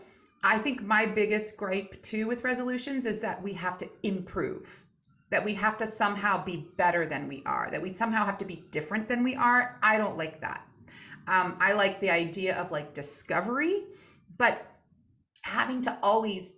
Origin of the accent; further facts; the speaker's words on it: United States; being American